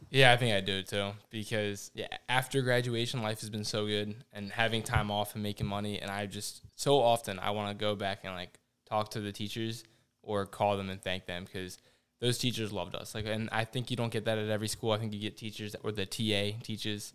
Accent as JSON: {"language": "English", "town": "Annapolis", "region": "Maryland", "country": "United States", "said": "I'm from Annapolis"}